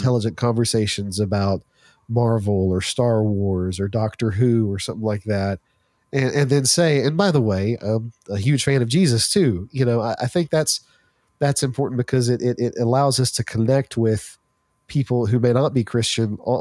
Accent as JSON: {"language": "English", "town": "Shreveport", "region": "Louisiana", "country": "United States", "tie": "born or raised there", "said": "here in my hometown of Shreveport"}